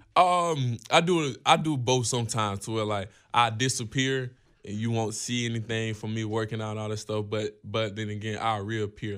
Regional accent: Georgia, United States; growing up in Georgia

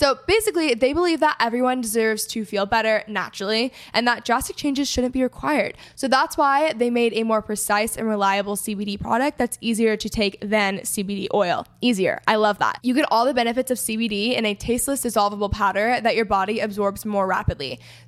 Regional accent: Texas, United States; And I mean, I am from Texas, so I'm like all about Southern hospitality.

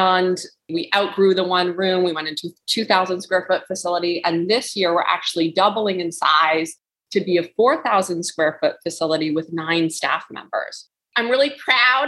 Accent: Ontario, Canada; moved away as an adult; now in New Hampshire, United States; I was raised in Ontario, Canada

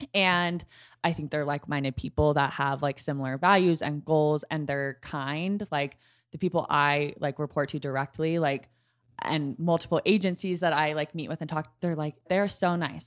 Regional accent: Dallas, Texas, United States; I'm from Dallas

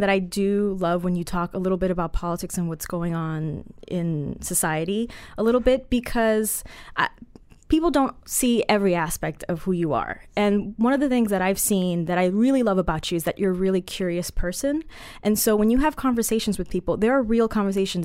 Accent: Colombia; I'm Colombian

